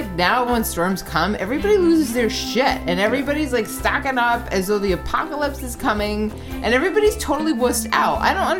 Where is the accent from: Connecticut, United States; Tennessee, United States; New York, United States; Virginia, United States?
Connecticut, United States; Wethersfield; I grew up in Hartford, or Weathersfield specifically.